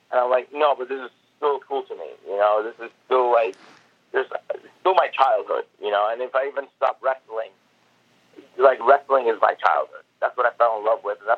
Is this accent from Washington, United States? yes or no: yes; Seattle, Washington, United States; I just told him I'm from Seattle, and and my goal is to become a wrestler.